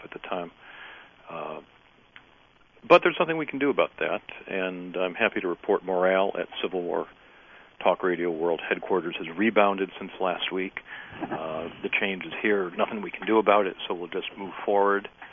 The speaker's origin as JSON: {"language": "English", "town": "Highland Park", "region": "Michigan", "country": "United States", "tie": "born or raised there", "said": "I grew up in Highland Park."}